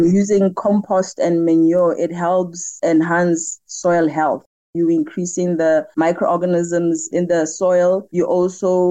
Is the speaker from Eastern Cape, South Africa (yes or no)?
no; Mahikeng, North West, South Africa; I'm born and bred in Mafikeng.